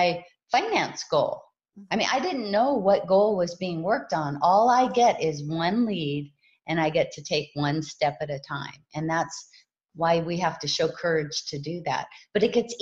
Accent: Hawaii, United States; I was raised in Hawaii

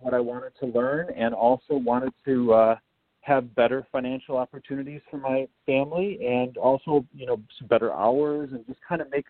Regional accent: West Michigan, United States; I grew up in West Michigan

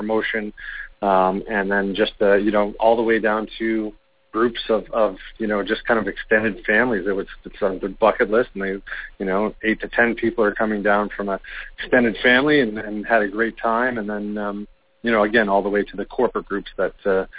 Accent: Canada; accent: Canadian; my Canadian accent

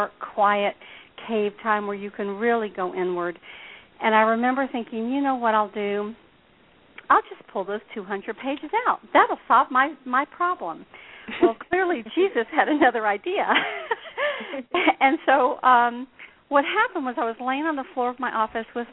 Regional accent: Deep South, United States; I was raised here in the Deep South

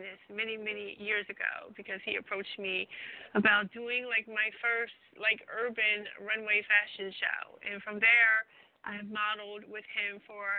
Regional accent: Trenton, New Jersey, United States; also born or lived in Ewing, New Jersey; I actually live in Ewing, but I rep Trenton because it's like side by side.

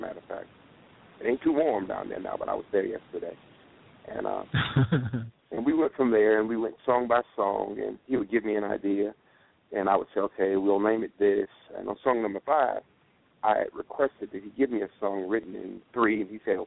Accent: Waycross, Georgia, United States; in my hometown of Waycross, Georgia

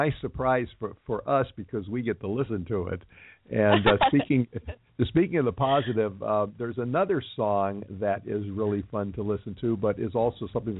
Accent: Los Angeles, California, United States; this is my hometown. I was raised here, Los Angeles.

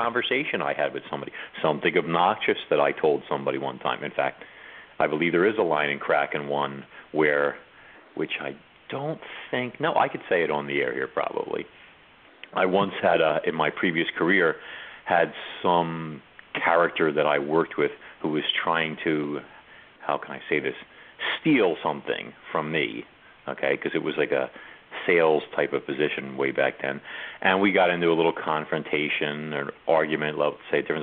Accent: New York, United States; I'm from New York

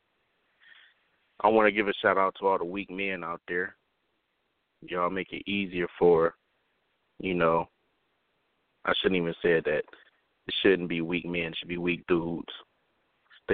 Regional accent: Cleveland, Ohio, United States; moved away; my hometown, Cleveland, Ohio.

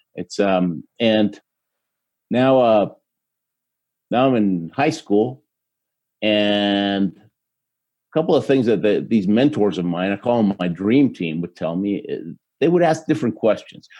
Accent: Houston, Texas, United States; born or raised there; also born or lived in Argentina

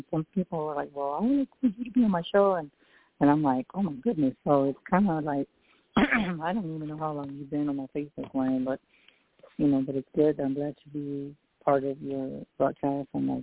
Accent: San Antonio, Texas, United States; I'm psychic medium from San Antonio, Texas.

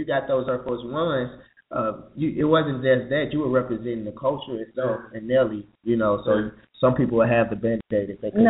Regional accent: St. Louis, Missouri, United States; right? And I'm from St. Louis, Missouri, so that's the 314

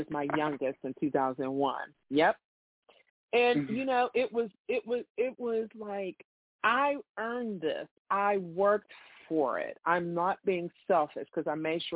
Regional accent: Pittsburgh, Pennsylvania, United States; I was born and raised in the North

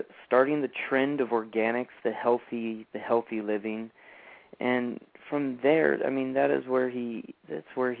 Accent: San Diego, California, United States; also born or lived in Fallbrook, California; I was born in San Diego, and I was in San Diego my entire life

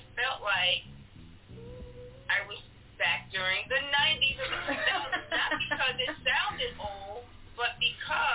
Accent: Frankfurt, Hesse, Germany; moved away; I lived in Frankfurt. I was born in Frankfurt, Germany.

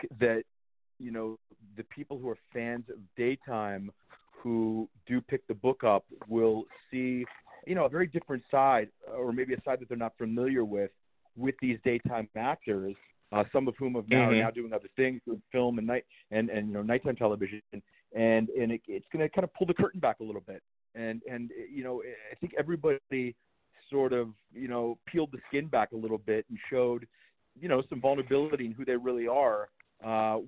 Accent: New Castle, Pennsylvania, United States; my hometown of Newcastle, Pennsylvania.

